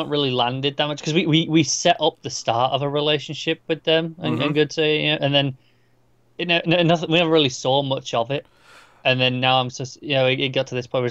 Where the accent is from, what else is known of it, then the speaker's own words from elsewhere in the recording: England, United Kingdom; I say it as an Englishman.